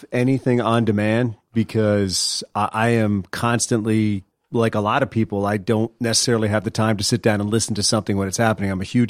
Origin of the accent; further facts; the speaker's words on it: Virginia, United States; also born or lived in Washington, D.C. / Maryland; I grew up in mostly in Virginia outside of D.C., born in D.C., lived in Maryland, then grew up in Virginia.